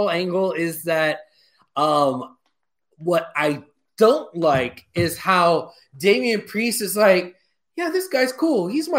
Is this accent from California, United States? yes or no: no; Houston, Texas, United States; I'm from Houston